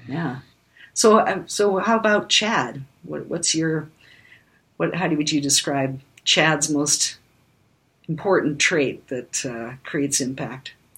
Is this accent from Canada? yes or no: yes; Canada; also born or lived in Germany / United States; I was one year old when we moved to Canada